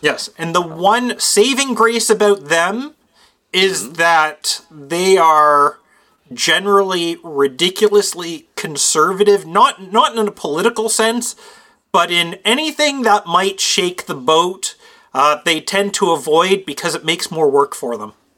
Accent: Canada

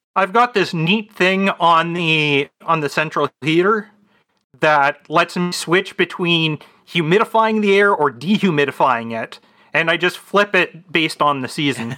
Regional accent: Canada; I'm Canadian

